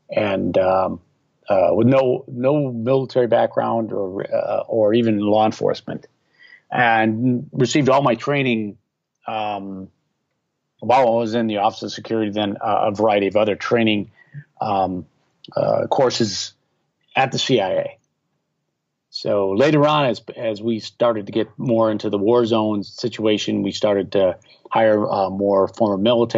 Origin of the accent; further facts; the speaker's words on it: Milwaukee, Wisconsin, United States; No, I was living in Milwaukee, Wisconsin. That's my hometown.